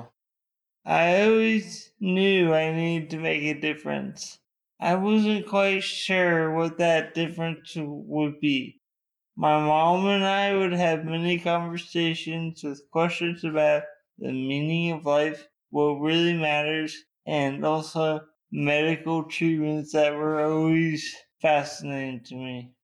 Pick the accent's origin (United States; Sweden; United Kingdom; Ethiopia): United States; Ohio; moved away as an adult; also born or lived in Chicago; I grew up in Ohio